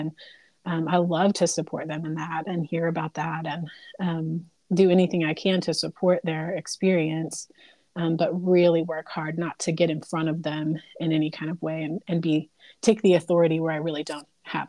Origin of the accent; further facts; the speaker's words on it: the Bible Belt, United States; I grew up in the Bible Belt and grew up in a conservative area